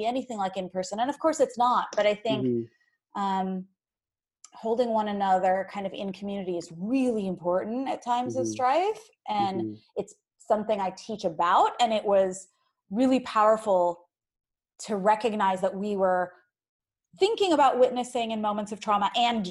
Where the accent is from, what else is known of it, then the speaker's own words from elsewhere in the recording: Ohio, United States; moved away; also born or lived in New Jersey; I grew up in Ohio and then in New Jersey. And growing up in Ohio as like one of the only brown kids in the area